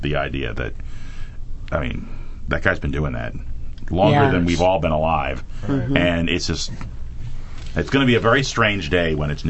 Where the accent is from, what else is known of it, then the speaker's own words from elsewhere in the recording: New York City, New York, United States; even though I grew up in New York City